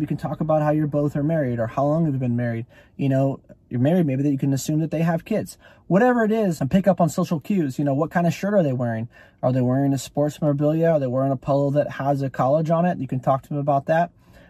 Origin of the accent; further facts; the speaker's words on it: California, United States; now in Texas, United States; Especially for me, I'm a Californian who's now been selling, last 2 years, you guys have been following me in Georgia, and now I work in Texas, right?